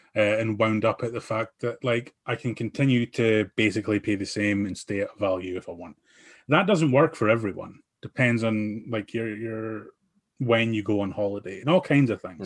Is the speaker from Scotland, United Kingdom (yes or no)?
yes; Aberdeen, Scotland, United Kingdom; I'm from Aberdeen